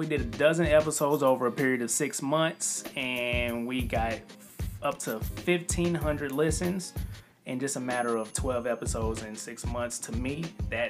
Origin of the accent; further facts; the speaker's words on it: Kansas City, Missouri, United States; we are from Kansas City, Missouri. This is where we're based in.